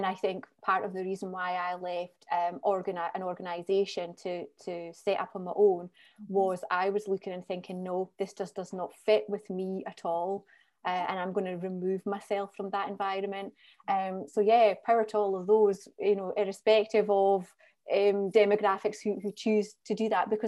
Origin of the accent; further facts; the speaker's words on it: Scottish Borders, Scotland, United Kingdom; also born or lived in Edinburgh; So I'm from the Scottish Borders. The furthest I've gone to live and work has been Edinburgh, which is an hour up the road. Didn't even stay there very long, came back down